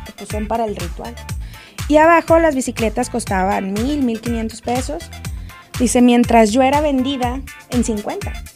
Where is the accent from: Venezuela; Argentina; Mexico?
Mexico; Monterrey, Nuevo León; moved away as an adult; now in Mexico City, Mexico; soy regia, soy foránea